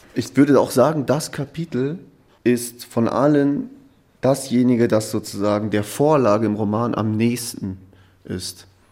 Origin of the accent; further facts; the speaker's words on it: Ruhr area, North Rhine-Westphalia, Germany; ich bin im Ruhrgebiet groß geworden